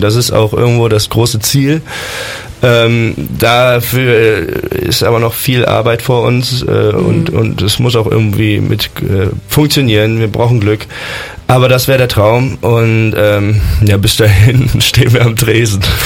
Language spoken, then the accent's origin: German; Bonn, North Rhine-Westphalia, Germany; ich komme aus Bonn